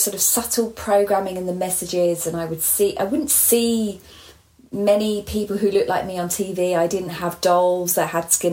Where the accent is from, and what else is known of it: Hertfordshire, East of England, United Kingdom; born or raised there